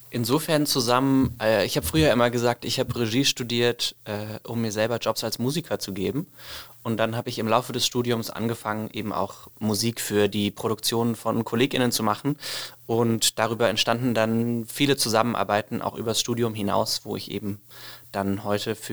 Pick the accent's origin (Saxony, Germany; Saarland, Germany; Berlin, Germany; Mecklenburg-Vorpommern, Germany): Saxony, Germany; Leipzig; Äh, ich komme sonst eigentlich aus Leipzig und bin noch ja eher im Norden und Osten der Republik sonst zu Hause.